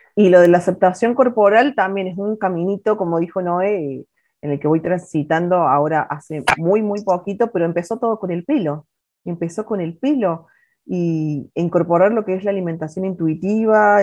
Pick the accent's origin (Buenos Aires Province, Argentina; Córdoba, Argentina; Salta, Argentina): Córdoba, Argentina; Villa Allende; moved away; yo todavía estaba en Córdoba en ese momento, yo trabajaba en un shopping, yo soy de Villa Allende